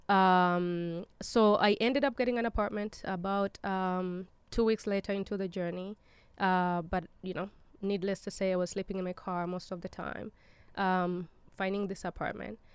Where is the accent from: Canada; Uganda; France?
Uganda; now in United States; I was born in Uganda